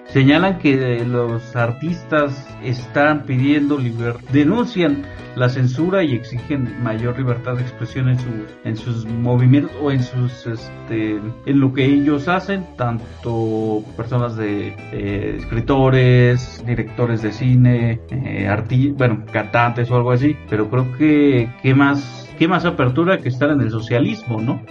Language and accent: Spanish; Mexico; nosotros como mexicanos